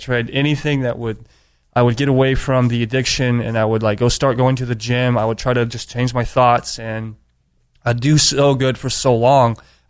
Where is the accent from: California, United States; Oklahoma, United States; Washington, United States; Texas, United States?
California, United States; San Diego; Yeah, I grew up here in San Diego.